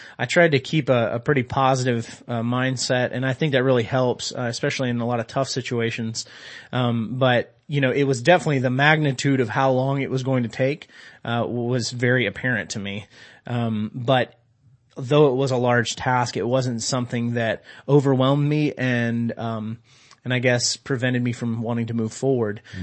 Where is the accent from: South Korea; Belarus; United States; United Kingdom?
United States; Georgia; I am from Georgia and, Coca-Cola is king down there